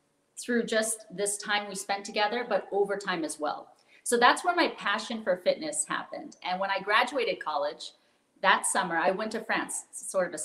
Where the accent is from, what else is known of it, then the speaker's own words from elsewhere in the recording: outside of Sacramento, Northern California, United States; born and raised in Northern California in a small town outside of Sacramento on a dairy farm